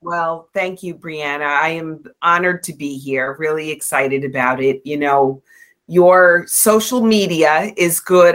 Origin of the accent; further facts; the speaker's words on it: New York, United States; I'm from New York